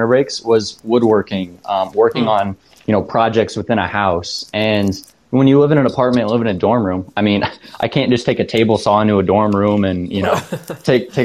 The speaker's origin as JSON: {"language": "English", "town": "Bryan", "region": "Ohio", "country": "United States", "tie": "born or raised there", "also_born_or_lived": "Tiffin, Ohio", "said": "I'm originally from Bryan, Ohio"}